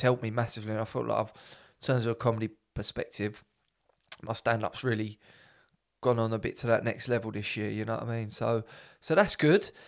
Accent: England, United Kingdom; I'm like 100 percent English

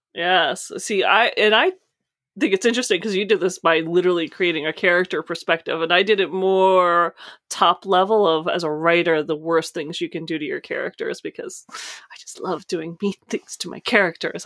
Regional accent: United States; I'm coming from the States

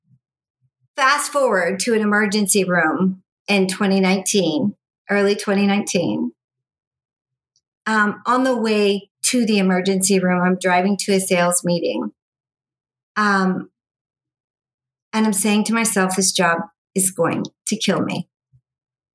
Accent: Las Vegas, Nevada, United States; I grew up here in Las Vegas

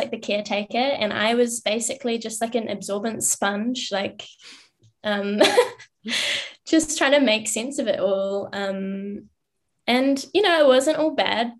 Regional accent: New Zealand; I grew up in New Zealand in a small town, in a farm in the middle of nowhere.

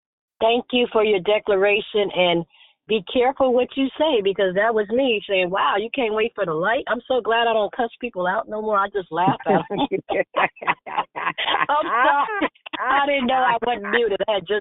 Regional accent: Chicago, Illinois, United States; I'm from Chicago, too, from the South Side.

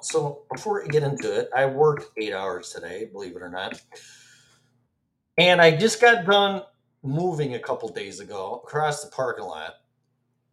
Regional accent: Illinois, United States; now in Florida, United States; Born and raised in Illinois, where every other governor is sitting in prison.

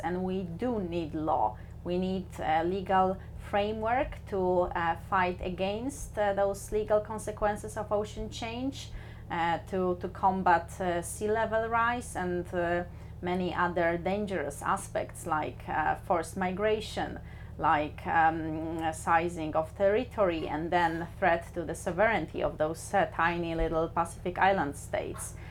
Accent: Poland; moved away as an adult; also born or lived in New Zealand; now in Bergen, Norway; I was born in Poland but I work as an international lawyer, so I travel the world

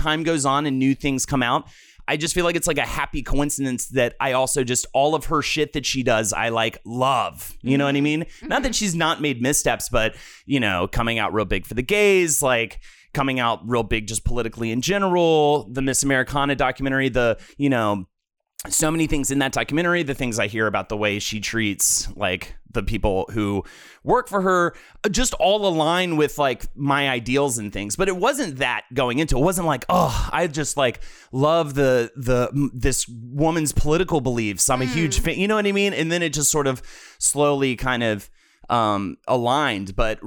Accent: New York, United States; as a New Yorker

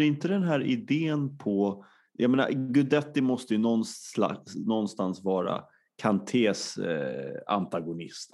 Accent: Sweden; som svensk

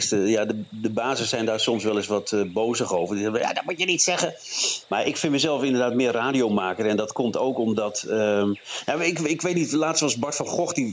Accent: Drenthe, Netherlands; Maar eh, nee, ik ben Drent

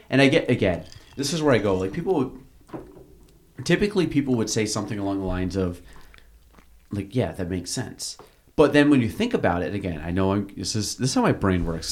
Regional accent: Chazy, New York, United States; I grew up in Chasey

